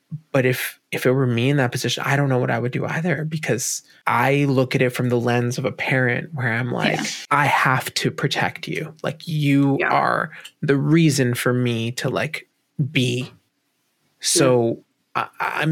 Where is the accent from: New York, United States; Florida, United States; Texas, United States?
New York, United States; New York City; We grew up in New York City. We grew up in a one bedroom apartment.